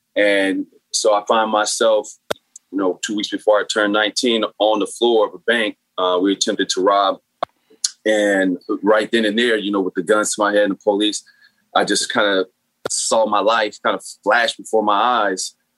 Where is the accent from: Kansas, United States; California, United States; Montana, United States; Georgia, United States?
California, United States; San Bernardino; So I grew up in San Bernardino, which is inner city, much like Watts or Oakland, a lot of projects, a lot of poverty, and therefore a lot of gangs.